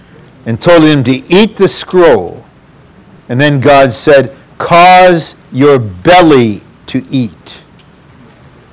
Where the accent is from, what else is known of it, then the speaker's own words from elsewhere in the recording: Detroit, Michigan, United States; I'm from Motown and went to Blue Collar U